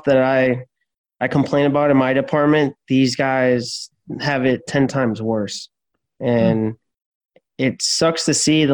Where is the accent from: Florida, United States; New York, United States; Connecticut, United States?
Florida, United States; Miami; I was born in Miami, Florida